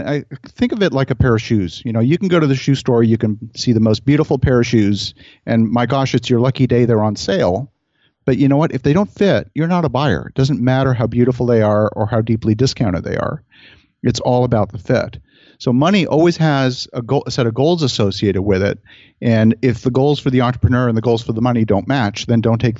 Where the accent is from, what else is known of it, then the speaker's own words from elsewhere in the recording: Halifax, Nova Scotia, Canada; now in Ottawa, Canada; I grew up actually mostly in Halifax, Nova Scotia.